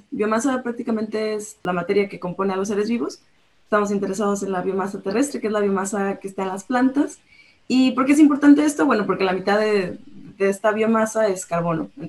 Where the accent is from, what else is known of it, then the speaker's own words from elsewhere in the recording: La Paz, Baja California Sur, Mexico; moved away as an adult; also born or lived in Ensenada; now in Australia; yo soy de la ciudad de La Paz, de Baja California